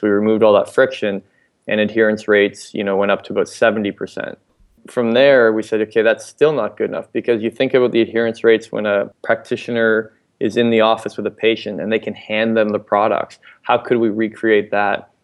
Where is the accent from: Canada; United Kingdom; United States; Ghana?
Canada; London, Ontario; also born or lived in Ottawa; Originally from London, Ontario, actually throughout, throughout high school